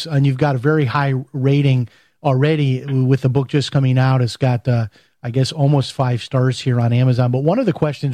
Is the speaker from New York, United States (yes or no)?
no; Chicago, Illinois, United States; I'm from Chicago